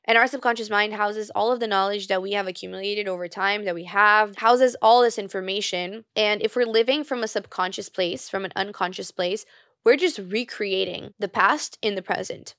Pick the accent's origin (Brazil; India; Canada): Brazil; born or raised there; moved away